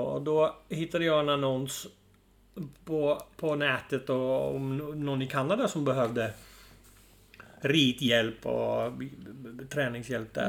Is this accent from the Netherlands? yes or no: yes; Friesland, Netherlands; Swedish is a second language; moved away as an adult; now in Sweden; Ja, jag kommer då ursprungligen från Nederländerna. Mm. Så född och uppvuxen där. Flyttade väl till Sverige när jag var 30 typ